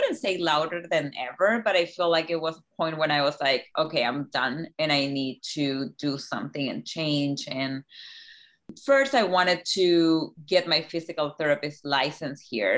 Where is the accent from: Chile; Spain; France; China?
Chile; moved away as an adult; now in Key West, United States; I grew up in Chile